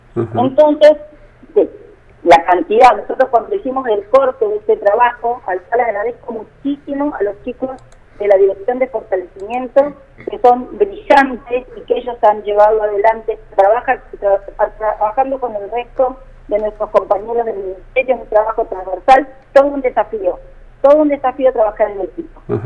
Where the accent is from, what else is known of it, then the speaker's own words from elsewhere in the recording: Río Turbio, Santa Cruz, Argentina; soy nacida y criada en Río Turbio